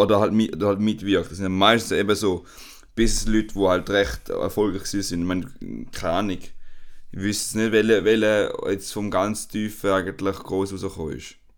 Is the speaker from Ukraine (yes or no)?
no; Switzerland; now in Spain; als Europäer oder halt als Schweizer